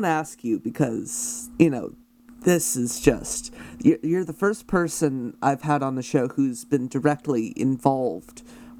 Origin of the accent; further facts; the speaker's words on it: Canada; as a Canadian who likes to partake in cross border activities.